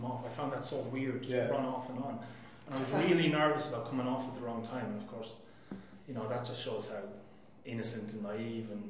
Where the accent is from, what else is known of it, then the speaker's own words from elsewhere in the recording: Laois, Ireland; moved away as an adult; now in Australia; I played halfback with Leash, my home county